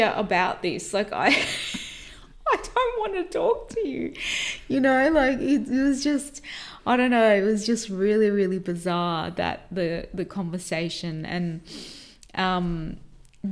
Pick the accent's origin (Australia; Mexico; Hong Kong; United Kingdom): Australia; we said, Australia